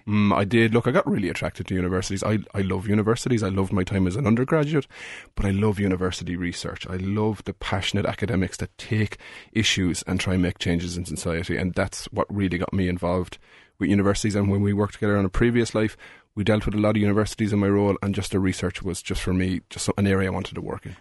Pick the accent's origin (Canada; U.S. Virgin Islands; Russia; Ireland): Ireland; moved away as an adult; also born or lived in Australia; as an Irish person when you're living abroad